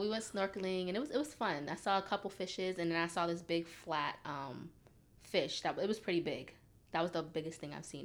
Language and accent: English; United States; moved away as an adult; we're American